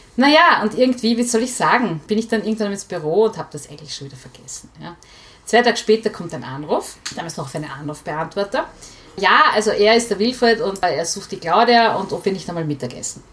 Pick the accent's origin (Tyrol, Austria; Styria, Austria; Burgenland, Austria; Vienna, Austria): Vienna, Austria; ich bin in Hütteldorf aufgewachsen